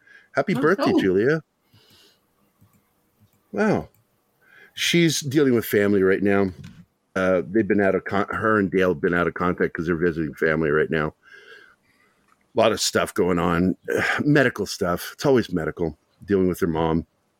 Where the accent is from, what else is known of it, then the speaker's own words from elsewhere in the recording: Ireland; Okay, I'm Irish, and I don't know what that means.